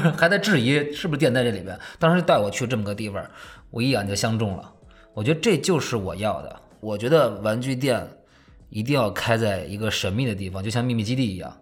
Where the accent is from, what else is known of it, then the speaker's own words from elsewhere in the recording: Beijing, China; 主要我从小就在胡同里长大的，所以我就觉得那个地儿是我根深蒂固的